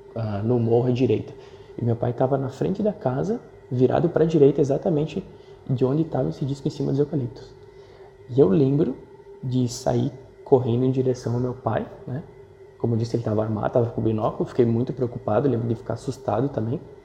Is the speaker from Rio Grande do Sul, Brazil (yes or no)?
yes; São Marcos, Rio Grande do Sul, Brazil; Sou natural de São Marcos, uma cidade do interior do Rio Grande do Sul